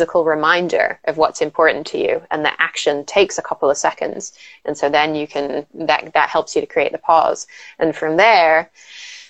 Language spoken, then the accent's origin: English; England, United Kingdom; I grew up in England